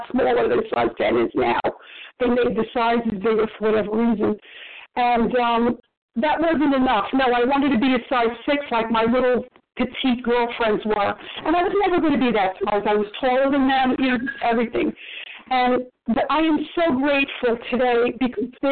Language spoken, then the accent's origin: English; New York City, New York, United States; You know, I grew up in New York City